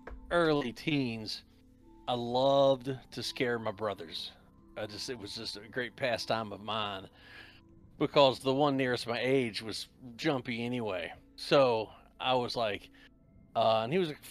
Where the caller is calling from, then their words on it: West Virginia, United States; I'm actually in the mountains of West Virginia.